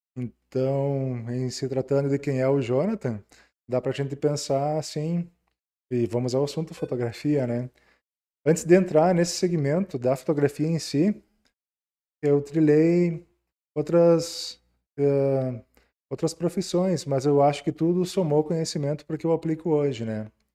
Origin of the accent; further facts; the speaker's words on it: Ijuí, Rio Grande do Sul, Brazil; eu sou natural de Ijuí. Uh, nasci, morei ali a vida toda